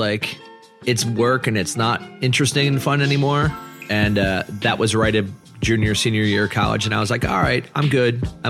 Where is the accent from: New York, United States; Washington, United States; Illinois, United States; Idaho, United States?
Illinois, United States; Chicago suburbs; I'm from the Chicago suburbs.